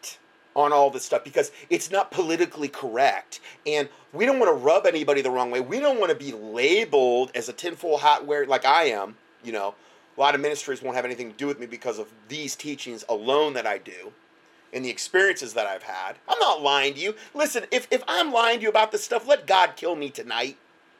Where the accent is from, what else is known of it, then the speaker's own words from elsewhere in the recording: United States; moved away; in my hometown, there was like 140 chiropractors in Lee County